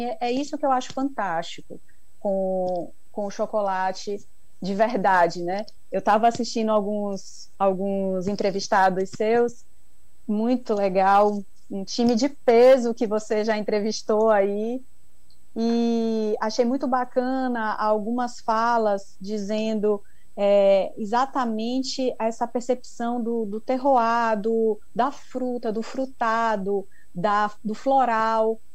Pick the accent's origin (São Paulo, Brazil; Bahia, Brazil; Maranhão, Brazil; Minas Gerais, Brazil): Bahia, Brazil; Ilhéus; eu sou publicitária formada, sou de Ilhéus